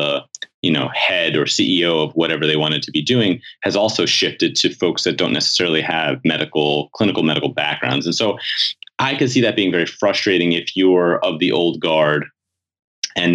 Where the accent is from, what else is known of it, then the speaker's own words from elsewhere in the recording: New York City, New York, United States; I grew up in New York City